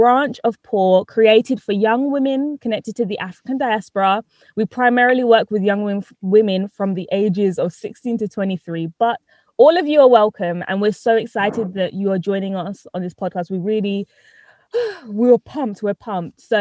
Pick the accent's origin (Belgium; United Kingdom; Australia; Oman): United Kingdom; also born or lived in Trinidad; I was born in Trinidad, but I've lived here in Britain since I was one.